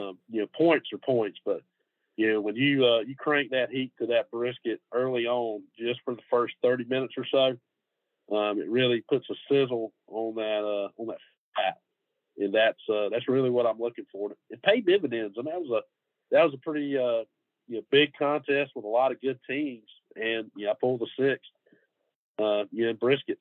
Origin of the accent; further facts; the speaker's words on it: Middle Georgia, United States; moved away as an adult; now in Gainesville, United States; I'm from Middle Georgia